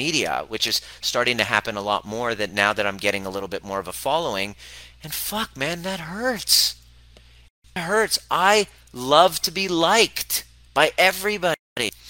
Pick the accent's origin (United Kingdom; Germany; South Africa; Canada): Canada; growing up in Canada